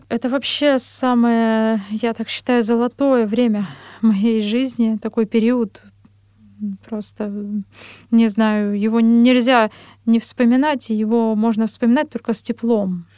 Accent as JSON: {"language": "Russian", "town": "Ozyorsk", "region": "Chelyabinsk Oblast", "country": "Russia", "tie": "born or raised there", "also_born_or_lived": "Vishnevogorsk / Verkhnyaya Pyshma / Kursk", "moved": "as an adult", "lives_now": "Moscow, Russia", "said": "я родом из Челябинской области, а, город Озёрск. Позже переехали в поселок Вишневогорск"}